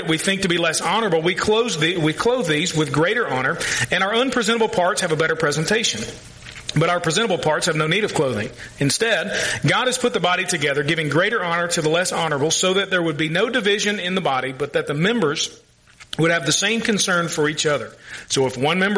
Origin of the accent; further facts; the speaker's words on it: Louisville, Kentucky, United States; I grew up in the south end of Louisville with all the rednecks